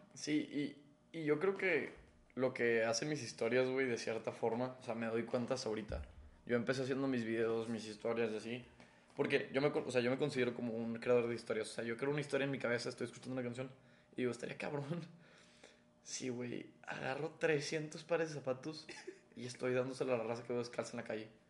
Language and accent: Spanish; Mexico; somos mexicanos